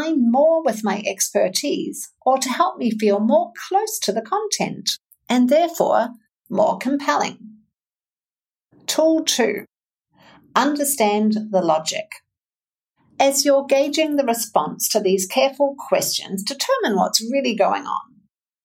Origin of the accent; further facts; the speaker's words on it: New Zealand; now in Wisconsin, United States; I'm a narrative coach, a communications coach, and a mental fitness coach from New Zealand, based in the fine state of Wisconsin